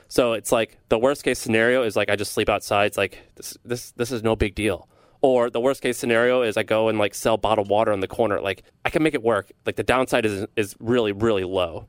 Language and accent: English; St. Louis, Missouri, United States; I'm from Saint Louis, Missouri